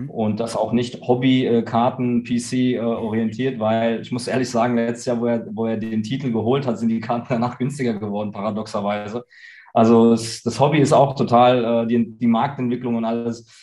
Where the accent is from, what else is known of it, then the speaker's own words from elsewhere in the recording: Germany; born there; ich bin hier geboren in Deutschland und ähm, mir fehlt es einfach hier.